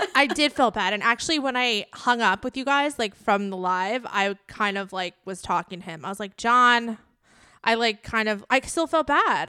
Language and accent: English; United States; I'm American